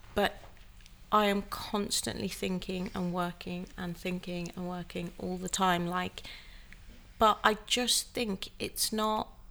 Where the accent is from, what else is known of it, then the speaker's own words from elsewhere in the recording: Wolverhampton, West Midlands, United Kingdom; moved away as an adult; also born or lived in London; I moved back to my hometown of Wolverhampton to be with my family